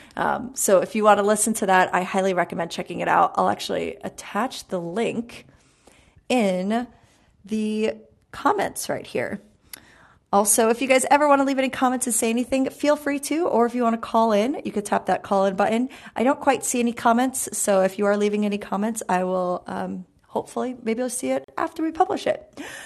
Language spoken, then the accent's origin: English; New York City, New York, United States; I'm from Brooklyn